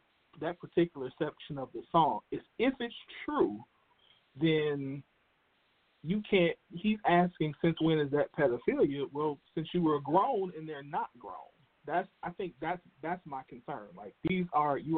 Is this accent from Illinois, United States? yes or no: yes; Chicago, Illinois, United States; I'm from Chicago too. Live down the street from the man